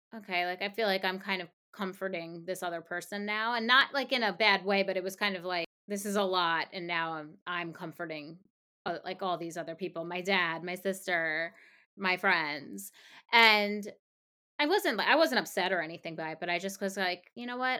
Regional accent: Long Island, New York, United States; now in New York City, United States; I grew up on Long Island

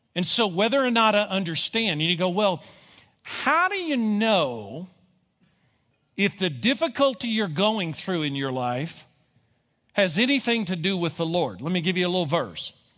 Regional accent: Kentucky, United States; I'm from Kentucky

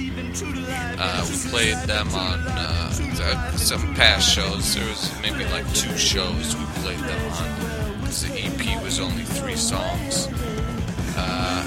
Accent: New York, United States; accent: New York; I grew up in New York

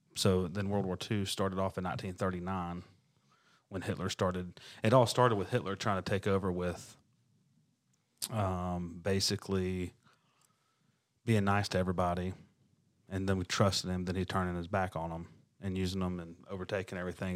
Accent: the South, United States; I'm from the South, born and raised and lived in the South my entire life

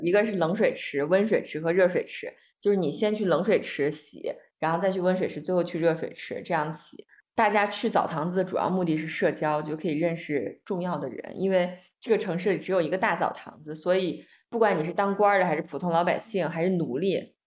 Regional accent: China; 作为一个，一个中国人

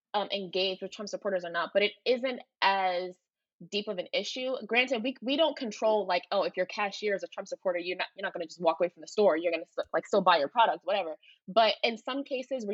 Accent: Philadelphia, Pennsylvania, United States; me growing up in Philly

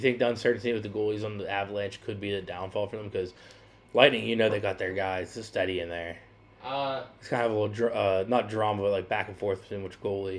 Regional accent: United States; We're American.

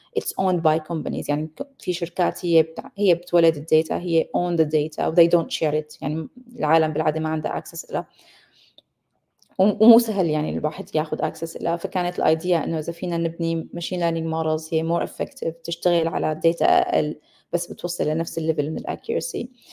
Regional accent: Syria; moved away as an adult; also born or lived in Damascus, Syria / Leuven, Belgium / Copenhagen, Denmark; أصلي سورية عشت وربيت بسوريا

